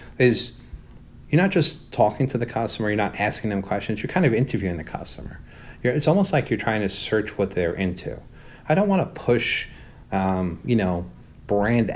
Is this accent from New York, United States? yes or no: yes; New York City, New York, United States; I grew up in Brooklyn